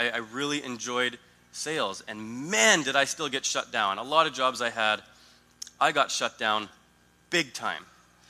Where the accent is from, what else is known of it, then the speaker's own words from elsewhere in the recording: Italy; People would ask where I'm from. Oh, I'm from Italy and blah, blah, blah.